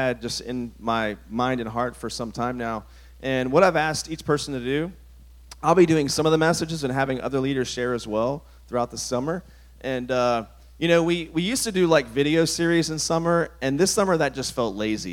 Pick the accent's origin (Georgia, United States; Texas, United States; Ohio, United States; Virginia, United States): Virginia, United States; the church I grew up in Virginia